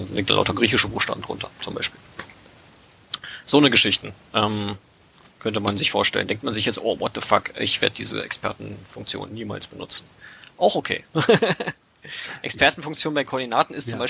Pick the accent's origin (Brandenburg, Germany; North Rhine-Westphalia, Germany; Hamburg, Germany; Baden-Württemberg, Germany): Brandenburg, Germany; Cottbus; now in Berlin, Germany; Also äh, ich komme aus der Niederlausitz, ich komme aus Cottbus ursprünglich.